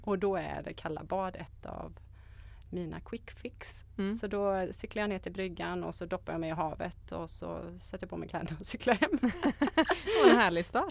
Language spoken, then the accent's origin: Swedish; Borås, Västra Götaland, Sweden; moved away as an adult; also born or lived in Sigtuna; now in Varberg, Sweden; Jag är född och uppvuxen i Borås